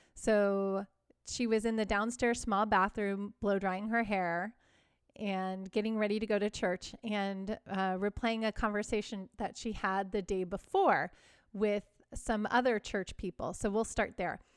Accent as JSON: {"language": "English", "area": "Chicago suburbs", "region": "Illinois", "country": "United States", "tie": "born or raised there", "said": "I grew up in the Chicago suburbs"}